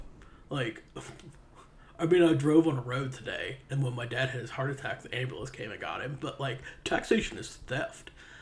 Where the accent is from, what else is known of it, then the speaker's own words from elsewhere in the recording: Payton City, West Virginia, United States; my hometown... of Payton City, West Virginia, which is small